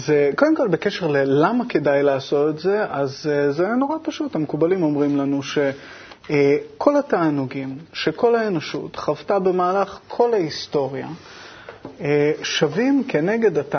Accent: Israel; born there

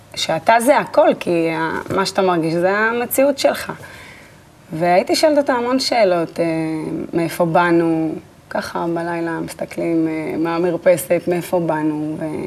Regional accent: Netanya, Central District, Israel; נולדתי בנתניה, ליד הים

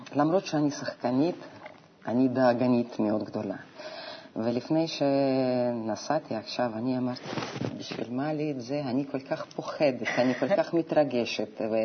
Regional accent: Novosibirsk, Novosibirsk Oblast, Russia; Hebrew is a second language; moved away as an adult; also born or lived in Moscow, Russia; now in Israel; אני נולדתי בנובוסיבירסק

